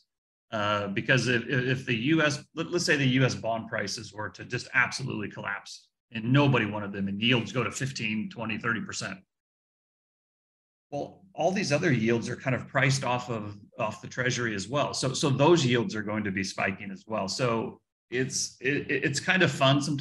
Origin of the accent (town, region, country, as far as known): United States